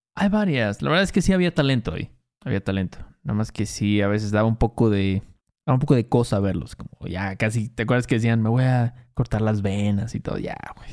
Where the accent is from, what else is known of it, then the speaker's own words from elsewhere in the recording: Veracruz, Mexico; Cuando éramos morros en Veracruz